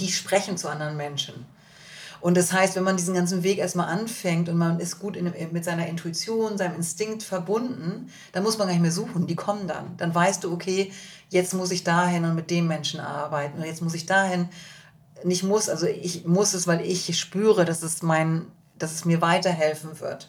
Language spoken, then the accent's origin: German; Germany; als Deutsche